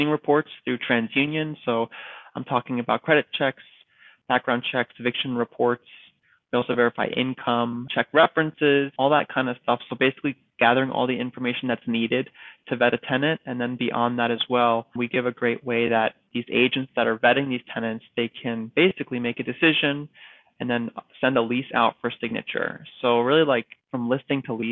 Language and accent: English; East Coast, United States; moved away as an adult; now in California, United States; I'm from the East Coast and I moved to California